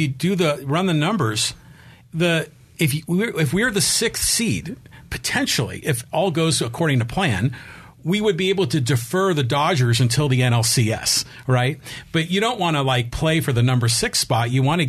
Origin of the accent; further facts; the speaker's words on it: California, United States; I'm originally from the Bay Area